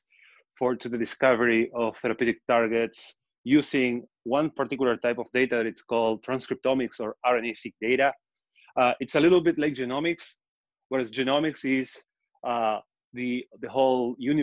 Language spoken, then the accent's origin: English; Patagonia, Argentina; accent: Argentine; moved away as an adult; also born or lived in Israel; now in New York, United States; So I'm from Argentina. That's the accent. That's where it's from. I'm from Patagonia. But I moved to Israel